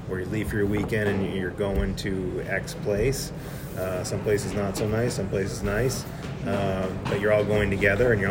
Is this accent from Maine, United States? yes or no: yes; Maine, United States; So, I'm originally from Maine. So, it's was about four or five when my parents got me involved in the sport.